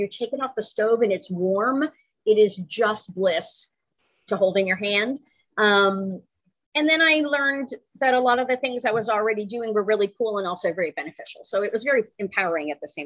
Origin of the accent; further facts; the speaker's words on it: Connecticut, United States; moved away as an adult; now in North Carolina, United States; I'm originally from the Northeast, Connecticut